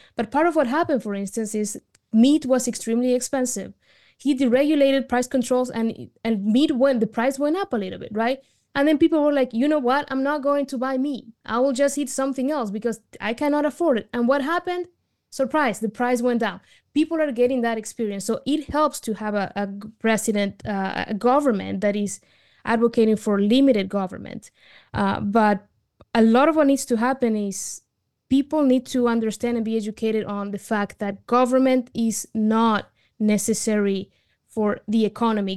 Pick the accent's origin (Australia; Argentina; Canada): Argentina; now in United States; I immigrated to the United States from Argentina